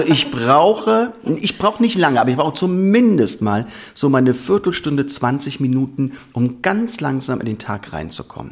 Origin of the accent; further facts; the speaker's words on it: Vordereifel, Rhineland-Palatinate, Germany; also born or lived in Koblenz; ich komme aus Rheinland-Pfalz. Wir beide kommen aus Rheinland-Pfalz, also meine Frau und ich. Ähm, ich bin aufgewachsen ungefähr so 30 hm, Kilometer in der Vordereifel und bin auch die letzten Jahre im Gymnasium in Koblenz zur Schule gegangen